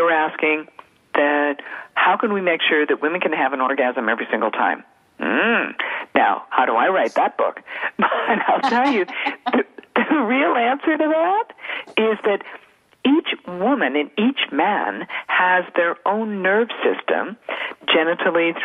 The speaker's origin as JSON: {"language": "English", "country": "Canada", "tie": "born or raised there", "said": "I was born and raised in Canada"}